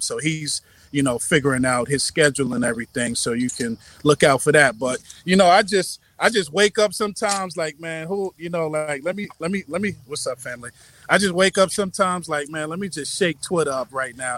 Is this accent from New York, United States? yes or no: yes; New York, United States; moved away as an adult; now in Charlotte, United States; I'm from New York but I moved to Charlotte about six years ago